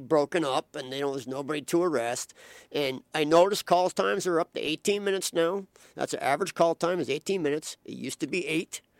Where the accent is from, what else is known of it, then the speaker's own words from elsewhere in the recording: Philadelphia, Pennsylvania, United States; moved away; also born or lived in South Florida; I was raised in Philadelphia, and you know what? In my childhood, I grew up in the late 70s and early 80s